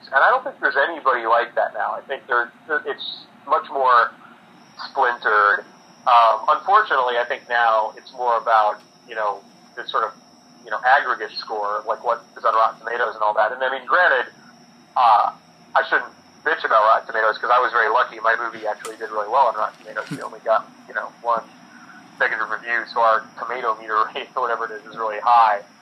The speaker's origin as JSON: {"language": "English", "town": "Chicago", "region": "Illinois", "country": "United States", "tie": "born or raised there", "said": "growing up in Chicago and reading him and watching him"}